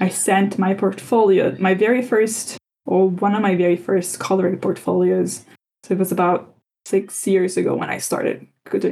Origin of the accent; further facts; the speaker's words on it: Italy; growing up in Italy